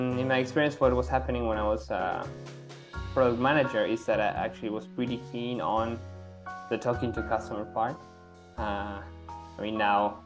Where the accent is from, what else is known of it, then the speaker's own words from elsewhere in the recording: Argentina; also born or lived in Treviso, Italy / Germany; now in Barcelona, Spain; I'm originally from Argentina